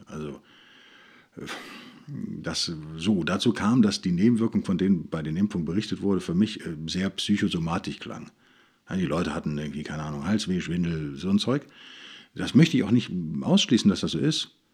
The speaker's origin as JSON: {"language": "German", "country": "Germany", "said": "wenn man aus Deutschland kommt"}